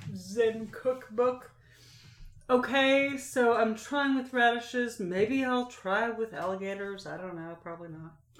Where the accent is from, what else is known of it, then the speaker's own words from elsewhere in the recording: Oregon, United States; now in North Carolina, United States; I grew up in the Pacific Northwest